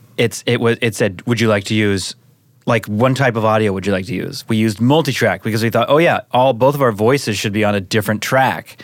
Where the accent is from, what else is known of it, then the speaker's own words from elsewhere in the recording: Seattle, Washington, United States; now in Los Angeles, United States; I'm from Seattle mm-hmm. area. Moved